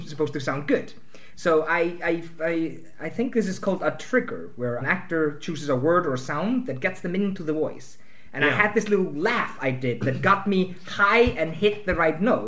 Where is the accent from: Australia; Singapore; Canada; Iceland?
Iceland; I'm from Iceland.